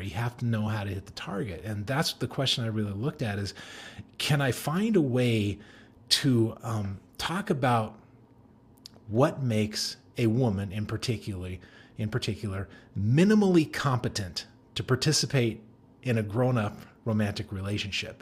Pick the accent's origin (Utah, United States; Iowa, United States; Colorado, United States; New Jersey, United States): Colorado, United States; Denver; I grew up in Denver